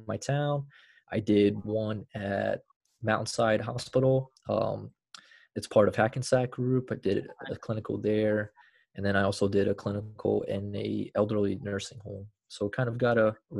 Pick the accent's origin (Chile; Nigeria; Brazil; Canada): Brazil; now in United States; I'm originally from Brazil originally.